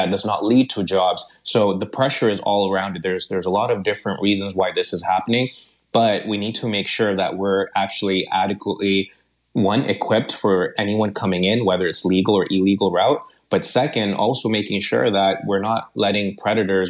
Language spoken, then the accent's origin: English; Brampton, Ontario, Canada; I grew up right outside of Toronto in Brampton.